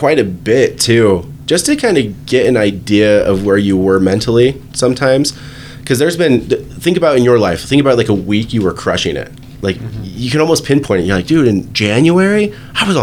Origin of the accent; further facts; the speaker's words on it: Virginia, United States; I'm from Virginia, so I grew up in Virginia.